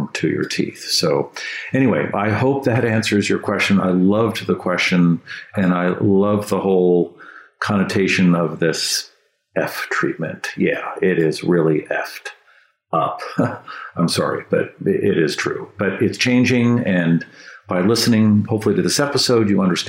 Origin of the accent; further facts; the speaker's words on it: San Francisco, California, United States; I grew up in San Francisco and they had fluoridated water there